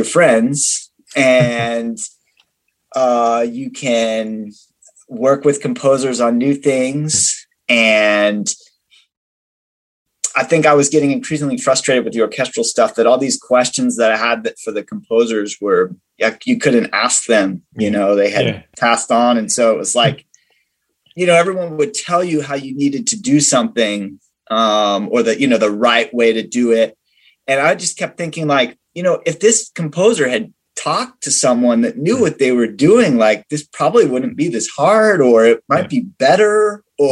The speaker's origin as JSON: {"language": "English", "region": "Virginia", "country": "United States", "tie": "born or raised there", "moved": "as an adult", "lives_now": "Texas, United States", "said": "I grew up in Virginia"}